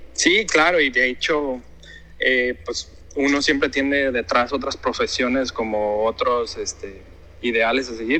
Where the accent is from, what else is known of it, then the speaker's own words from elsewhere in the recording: Guadalajara, Jalisco, Mexico; moved away as an adult; also born or lived in Mérida; now in Hong Kong; soy de Guadalajara de Guadalajara, Jalisco. Mi padre era de Colima y mi madre era de, Guadalajara. Este, crecí con la cocina de Jalisco